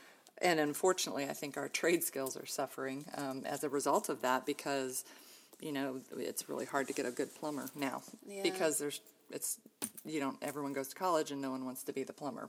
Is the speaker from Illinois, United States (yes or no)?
no; Ohio, United States; born there; I was born in Ohio and have two older sisters. We're all within about 3 years of each other. So we're Irish triplets, as they say. We all were pretty good growing up, pretty close. We moved around a lot as kids.